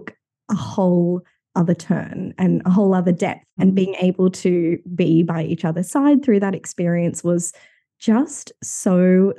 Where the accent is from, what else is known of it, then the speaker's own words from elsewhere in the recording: Sydney, New South Wales, Australia; both growing up in Sydney.